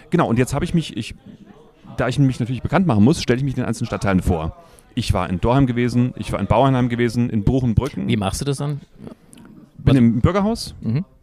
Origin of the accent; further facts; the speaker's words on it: Freiburg, Baden-Württemberg, Germany; also born or lived in Bad Nauheim; Ich bin ja in Bad Nauheim geboren, Freiburg aufgewachsen. Ich bin geboren auf Friedberger übrigens.